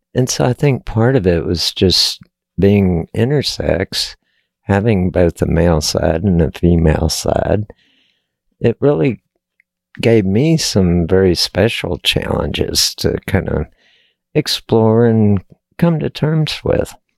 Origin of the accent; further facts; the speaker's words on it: Texas, United States; I was born and raised in Texas